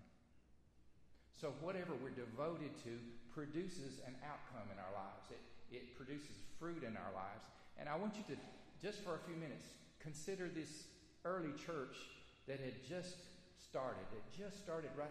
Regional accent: Alabama, United States; moved away; growing up in Alabama, fellowship time at church usually involved fried chicken and banana pudding.

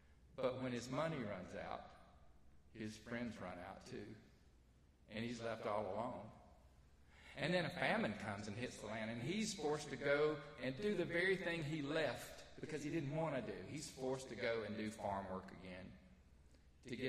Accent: North Alabama, United States; I'm from North Alabama

